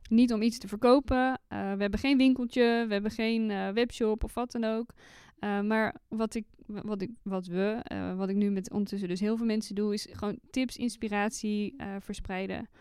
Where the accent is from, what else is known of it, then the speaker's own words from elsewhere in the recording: North Brabant, Netherlands; accent: West Brabant; ik ben een echte West-Brabantse. Eh, ik probeer het niet eh, eh, te, al te veel aan mijn accent te laten doorklinken. Ehm, ik ben opgegroeid in dorpjes